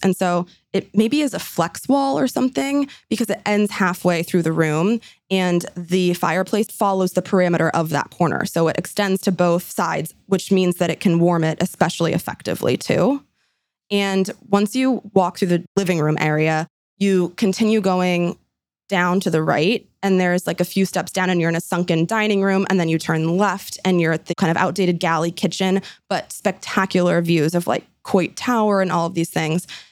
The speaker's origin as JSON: {"language": "English", "town": "San Francisco", "region": "California", "country": "United States", "tie": "born or raised there", "said": "this one is right in my hometown, San Francisco."}